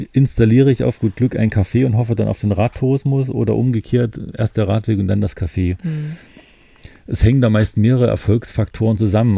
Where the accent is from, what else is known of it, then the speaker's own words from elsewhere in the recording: Thuringia, Germany; now in Mecklenburg-Vorpommern, Germany; ich als Thüringer